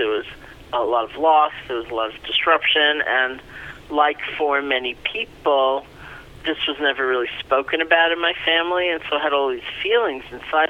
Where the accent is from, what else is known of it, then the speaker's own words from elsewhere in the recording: New York City, New York, United States; also born or lived in Buffalo; I grew up in New York City, Washington Heights.